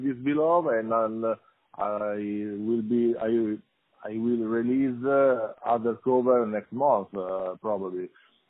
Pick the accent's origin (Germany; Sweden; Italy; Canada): Italy; Rimini, Emilia-Romagna; English is a second language; I'm from Rimini, Italy